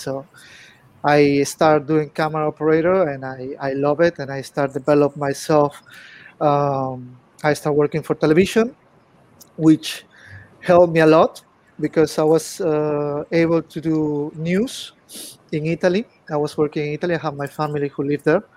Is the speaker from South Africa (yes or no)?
no; Peru; English is a second language; moved away as an adult; now in China; Well, I'm from Peru. I born in Peru.